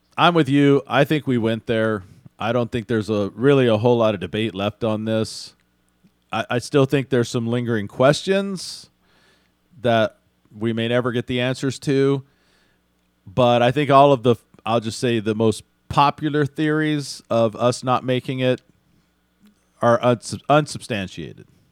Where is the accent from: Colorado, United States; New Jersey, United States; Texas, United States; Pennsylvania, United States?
Texas, United States; Houston; I grew up in Houston